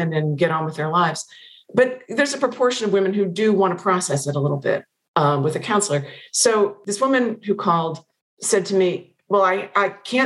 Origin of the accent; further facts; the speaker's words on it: Pennsylvania, United States; moved away; I've not been back to Pennsylvania since it came out.